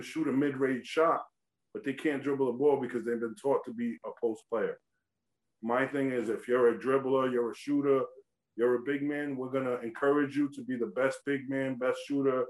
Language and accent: English; East Coast, United States; also born or lived in Oklahoma; I come from the East Coast